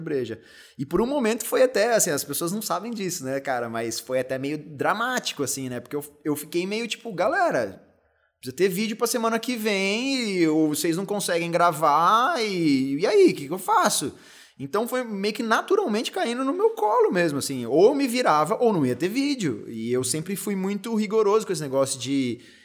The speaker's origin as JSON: {"language": "Portuguese", "town": "São José dos Campos", "region": "São Paulo", "country": "Brazil", "tie": "born or raised there", "said": "fui criado em São José dos Campos, então uma parte minha até me considera mais josense até do que paulistano"}